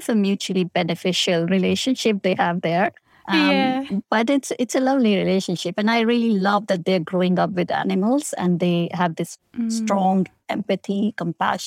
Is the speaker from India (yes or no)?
yes; India; moved away; I grew up in India